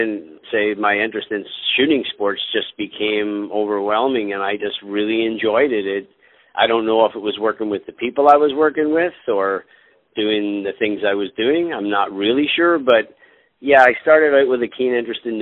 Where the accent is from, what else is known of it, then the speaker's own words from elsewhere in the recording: Belfast, Northern Ireland, United Kingdom; moved away; I was born in Belfast, Northern Ireland